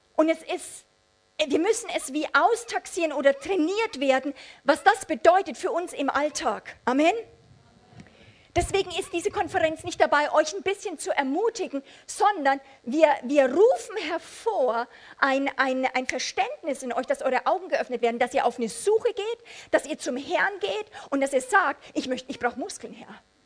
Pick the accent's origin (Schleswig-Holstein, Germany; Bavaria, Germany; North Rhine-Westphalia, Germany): Bavaria, Germany; Amberg; bei uns zu Hause in Amberg, Oberpfalz, meine äh, Eltern waren Teil einer Bewegung